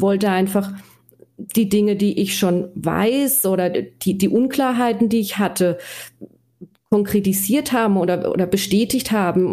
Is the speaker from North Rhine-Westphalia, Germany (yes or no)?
no; Black Forest, Baden-Württemberg, Germany; accent: Black Forest dialect; Ich komme aus dem schönen Schwarzwald. Äh, man hört es wahrscheinlich ja. auch an meinem Dialekt